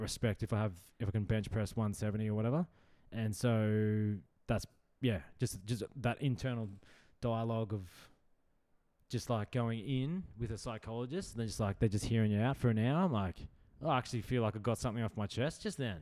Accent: Brisbane, Queensland, Australia; just Brisbane. Yeah, like just city, city slicker

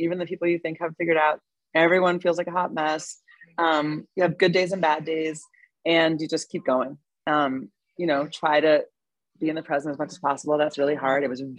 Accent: New York, United States; being a New Yorker and being single and going out all the time and going out to parties and drinking and eating, it took me a while to sort of figure out where physicality lived in my life as I grew up.

